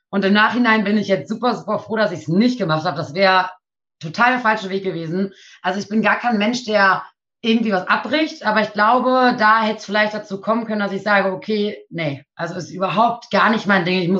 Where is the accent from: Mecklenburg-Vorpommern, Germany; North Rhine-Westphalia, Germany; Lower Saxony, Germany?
Lower Saxony, Germany; Nienburg; born there; ich bin 24 Jahre alt, komme gebürtig aus Nienburg, wohne mittlerweile auch wieder in Nienburg.